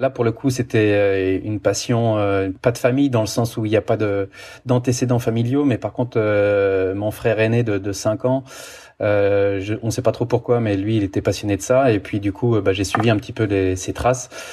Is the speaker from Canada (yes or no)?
no; France; moved away as an adult; also born or lived in Italy; now in Switzerland; je suis français, j'ai vécu 15 ans en Italie, maintenant je suis en Suisse